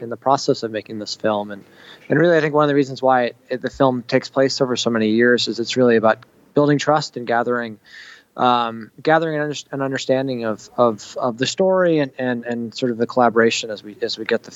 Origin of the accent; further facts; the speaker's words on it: Maine, United States; since I was a kid, I grew up in Maine